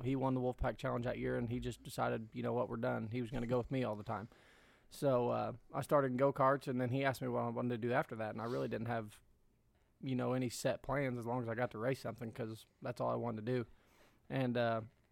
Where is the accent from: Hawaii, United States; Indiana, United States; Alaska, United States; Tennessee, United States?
Indiana, United States; Bloomington; also born or lived in Brownstown, Indiana; I was raised at Brownstown in Bloomington.